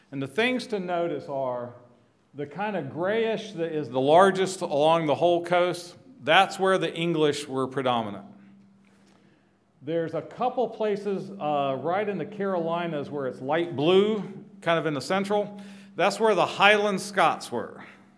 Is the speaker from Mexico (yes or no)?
no; Suriname; born there; Dick mentioned I was born in Suriname. The arrow that says, I don't know if you can see it, Dutch Guianas, that's where I was born, and my parents were missionaries among escaped African slaves, not native South Americans.